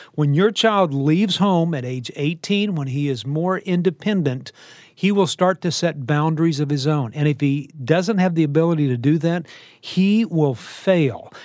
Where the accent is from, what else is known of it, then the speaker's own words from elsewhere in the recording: Texas, United States; I, I live in Texas. I'm a Texan. I was born in Texas